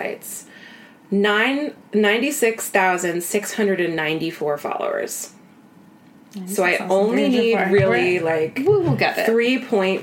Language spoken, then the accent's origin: English; Iowa, United States; moved away; my hometown in Iowa